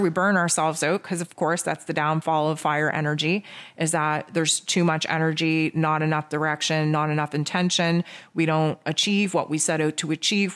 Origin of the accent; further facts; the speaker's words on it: Canada; I'm Canadian